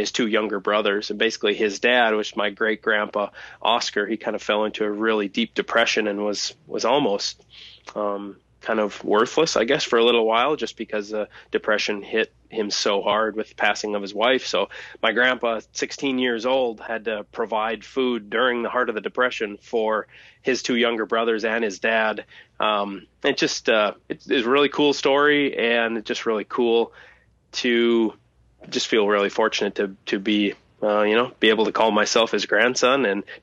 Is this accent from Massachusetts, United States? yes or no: no; Thief River Falls, Minnesota, United States; born or raised there